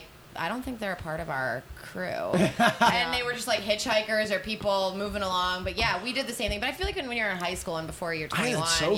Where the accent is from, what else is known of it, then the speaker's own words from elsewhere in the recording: Philadelphia, Pennsylvania, United States; my hometown city. Yeah. In Philly